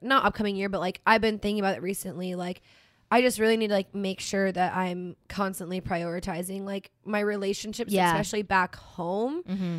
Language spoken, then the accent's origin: English; the North, United States; moved away; I didn't grow up in tornadoes, right? I grew up in the north. We had snow, okay?